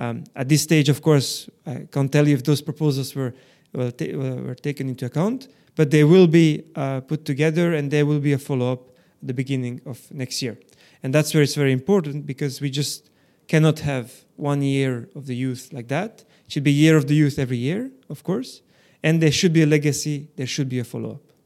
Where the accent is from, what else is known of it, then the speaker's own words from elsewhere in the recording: Belgium; growing up in Belgium, this other layer to, to the identity, uh, kind of, um, uh, was, was added up